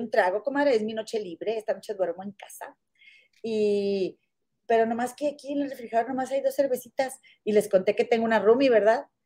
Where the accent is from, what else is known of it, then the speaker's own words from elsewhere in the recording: Monterrey, Nuevo León, Mexico; moved away; allá en mi tierra, en la capital mundial de las inventadas